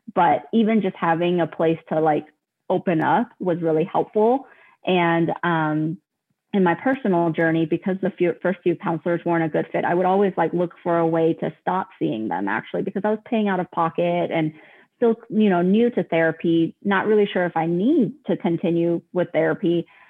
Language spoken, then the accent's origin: English; Colorado, United States; I am actually from Colorado, born and raised.